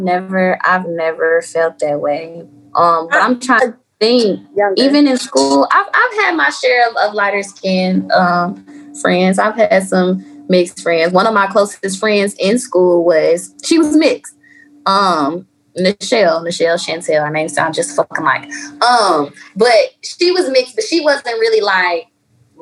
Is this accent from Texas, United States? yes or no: yes; McKinney, Texas, United States; I grew up in McKinney